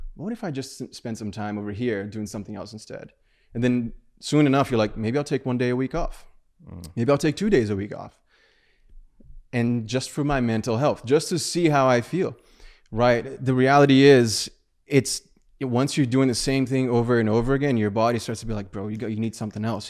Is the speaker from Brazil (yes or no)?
yes; Brazil; moved away; I was from Brazil